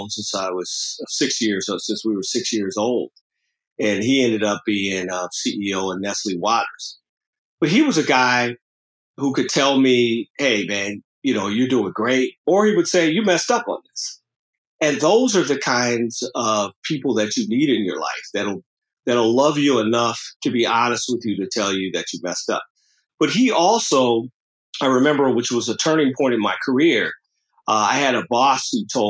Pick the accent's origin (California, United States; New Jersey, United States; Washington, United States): California, United States; Los Angeles; I grew up in South Central LA in a largely African-American community